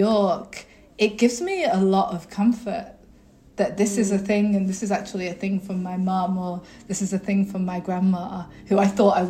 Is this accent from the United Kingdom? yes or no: yes; England, United Kingdom; I was brought up in England, you know.